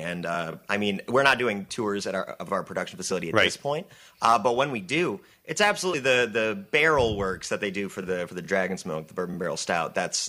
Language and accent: English; Fenton, Michigan, United States; moved away; I'm originally from the east side of the state, so I'm from Fenton, Michigan.